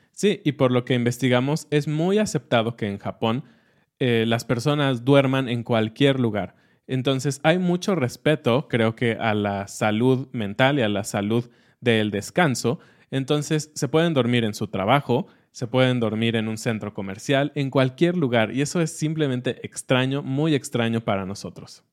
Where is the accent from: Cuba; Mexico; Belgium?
Mexico; como mexicanos